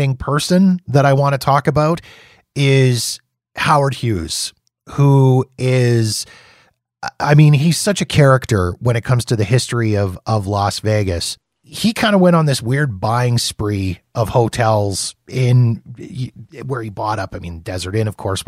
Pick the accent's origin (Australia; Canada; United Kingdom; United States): Canada; being Canadian